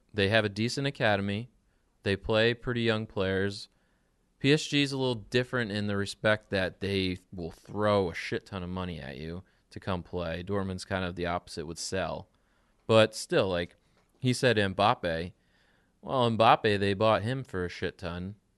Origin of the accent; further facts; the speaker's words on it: New Jersey, United States; we're from New Jersey